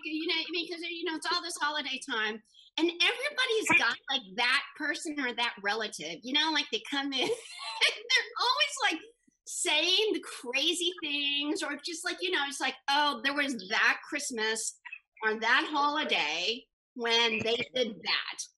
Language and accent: English; Kentucky, United States; born there; I was born in Kentucky. I love whiskey